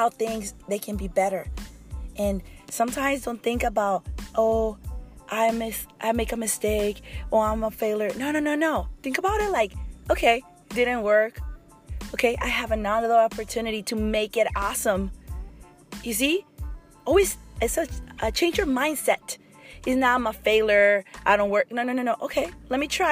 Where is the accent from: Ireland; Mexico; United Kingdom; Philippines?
Mexico; English is a second language; moved away as an adult; I came when I was 19 from Mexico, and I work really, really hard to kind of speak really good